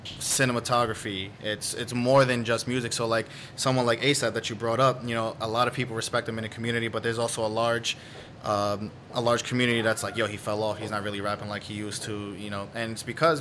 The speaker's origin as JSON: {"language": "English", "town": "New York City", "region": "New York", "country": "United States", "tie": "born or raised there", "said": "New York City. Born and raised"}